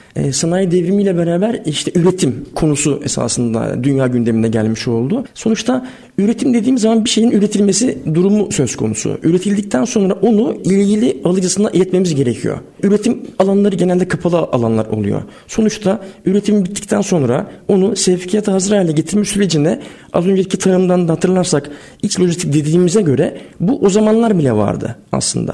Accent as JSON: {"language": "Turkish", "region": "Sakarya", "country": "Turkey", "tie": "born or raised there", "also_born_or_lived": "Istanbul", "moved": "as an adult", "said": "ben bin dokuz yüz yetmiş yedi Sakarya doğumluyum. İlk orta ve lise öğrenimi Sakarya'da geçtikten sonra"}